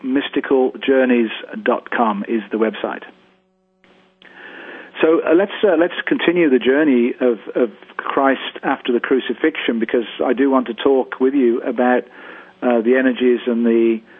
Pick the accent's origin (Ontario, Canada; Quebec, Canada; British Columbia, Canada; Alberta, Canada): British Columbia, Canada; Victoria; my hometown here in Canada, in Victoria, British Columbia